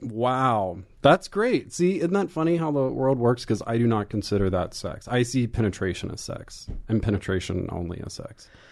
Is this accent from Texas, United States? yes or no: yes; Pilot Point, Texas, United States; moved away; I grew up in a small little town north of Dallas called Pilot Point.